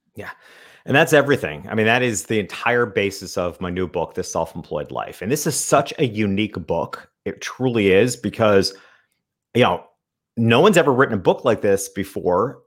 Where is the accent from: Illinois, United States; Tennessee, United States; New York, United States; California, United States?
New York, United States; upstate; I grew up in a small country town in upstate New York